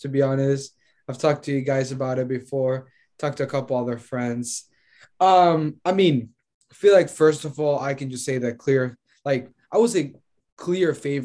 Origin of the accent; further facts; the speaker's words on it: Honduras; From Honduras